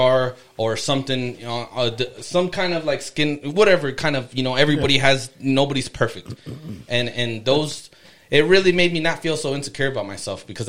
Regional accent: Yuma, Arizona, United States; moved away as an adult; also born or lived in Los Angeles / Idaho; I grew up in Yuma

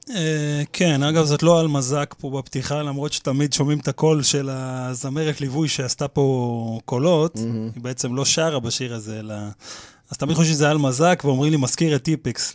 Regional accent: Petah Tikva, Central District, Israel; born or raised there; now in Kiryat Ono, Israel

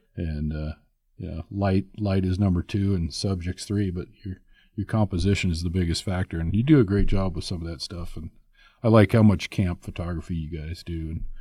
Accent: Tehachapi, California, United States; moved away; I grew up out in California when I was a kid, and just north of L A, two hours north in Tatchby.

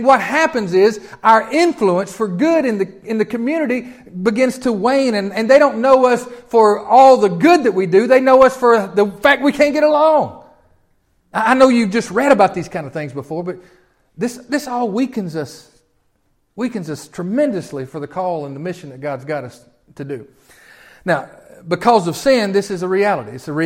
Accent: Tennessee, United States; I'm from Tennessee.

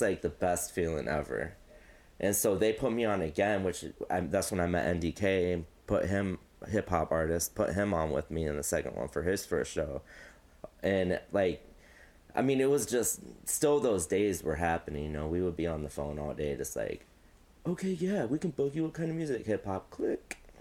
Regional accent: United States; also born or lived in Mount Pleasant; I moved here in like fifth grade, so I'm basically like Quad Cities my whole life.

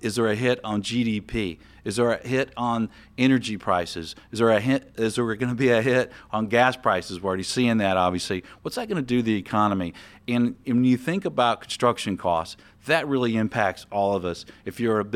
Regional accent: the South, United States; I'm from the South.

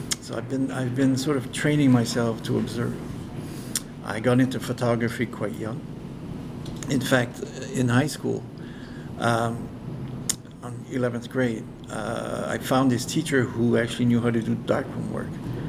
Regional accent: Moncton, New Brunswick, Canada; now in Kedgwick, Canada; When I was a kid, I was raised in Moncton.

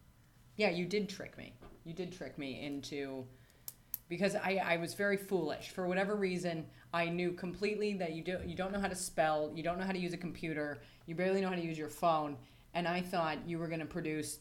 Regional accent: United States; moved away; I'm from America

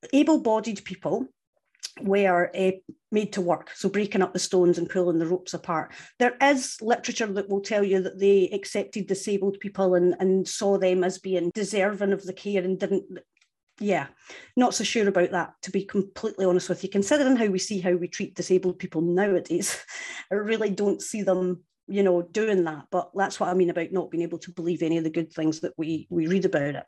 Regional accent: Scotland, United Kingdom; I'm from Scotland

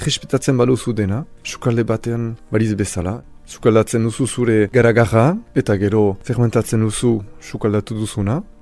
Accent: Saint-Pée-sur-Nivelle, Nouvelle-Aquitaine, France; Basque is a second language; Ez naiz hemengo sortzez, Orduan uh, ikasi dute Euskara eskola publikoan, senperen

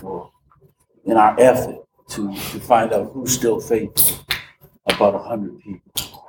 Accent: Boston, Massachusetts, United States; now in Indiana, United States; Originally from Boston, but I live here now in Indiana.

